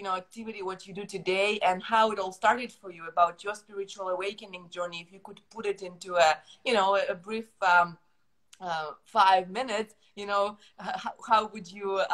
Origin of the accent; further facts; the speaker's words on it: Ukraine; English is a second language; now in Canada; I moved to Canada from Ukraine about 10 years ago. So using a different ma- language, you know, living in a new environment, it forces your mind to reprogram a bit, right?